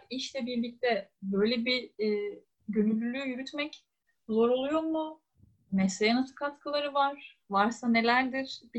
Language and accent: Turkish; Istanbul, Turkey; Ben çünkü İstanbul dışında, yani doğma büyüme İstanbul'da olduğum için.